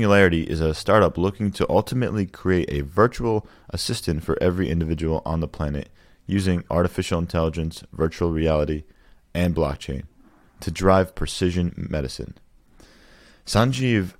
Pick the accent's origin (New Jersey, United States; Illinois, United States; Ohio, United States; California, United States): New Jersey, United States; That's my home state as well